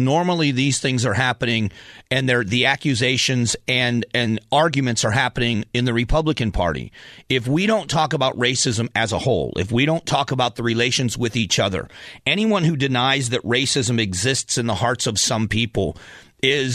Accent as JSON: {"language": "English", "region": "the South", "country": "United States", "tie": "born or raised there", "said": "my days growing up in the South"}